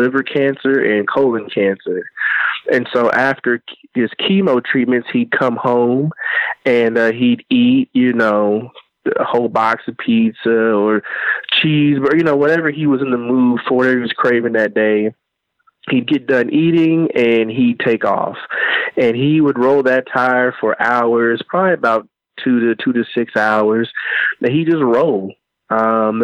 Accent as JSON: {"language": "English", "town": "Evansville", "region": "Indiana", "country": "United States", "said": "I'm from Evansville, Indiana."}